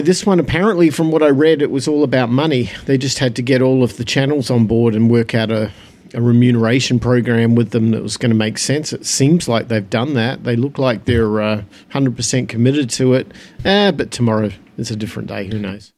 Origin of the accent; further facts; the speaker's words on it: Phoenix, Arizona, United States; my hometown in Phoenix